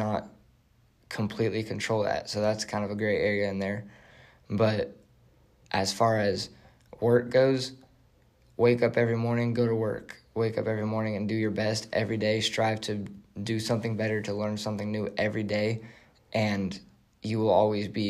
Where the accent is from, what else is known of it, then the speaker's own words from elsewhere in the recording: Mesa, Arizona, United States; I grew up in Arizona. Grew up outside of Mesa, Arizona